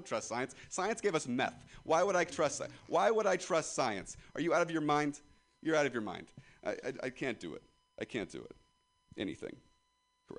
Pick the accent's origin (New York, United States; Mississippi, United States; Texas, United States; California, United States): California, United States; Ripon; I'm from Ripon, California